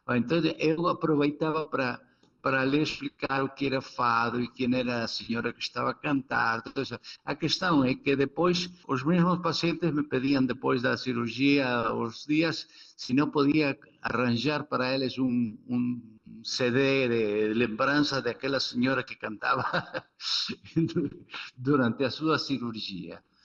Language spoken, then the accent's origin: Portuguese; Argentina; Portuguese is a second language; eu venho da Argentina